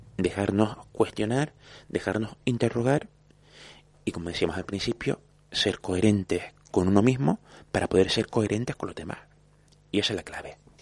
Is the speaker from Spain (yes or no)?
yes; Vega de San Mateo, Canary Islands, Spain; also born or lived in Santa Brígida; soy hijo de San Mateo porque nací en San Mateo a mucha honra